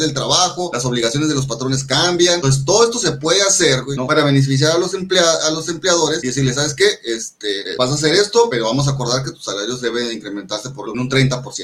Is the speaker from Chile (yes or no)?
no; Mexico; somos mexicanos